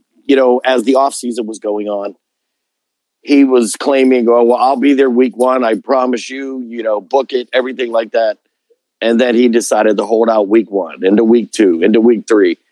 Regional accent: Pittsburgh, Pennsylvania, United States; I was born and raised in Pittsburgh

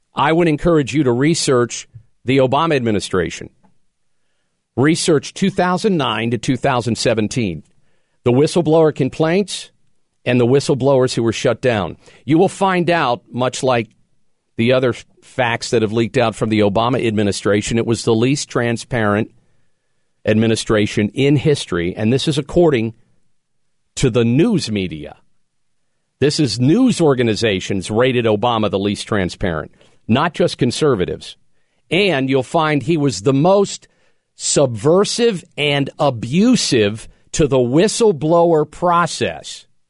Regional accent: Pennsylvania, United States; cities in Pennsylvania that have, have recently made the list. My home state

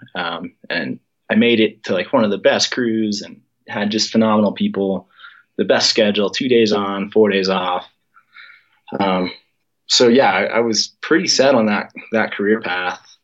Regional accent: Colorado, United States; growing up in Colorado

